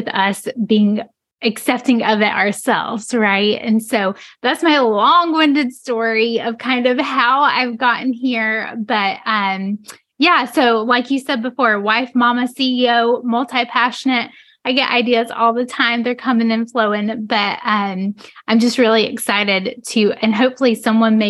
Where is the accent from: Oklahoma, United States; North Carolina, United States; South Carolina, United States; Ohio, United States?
North Carolina, United States; rural; I grew up in North Carolina, in the middle of the state, smack dab in the middle of the state, rural North Carolina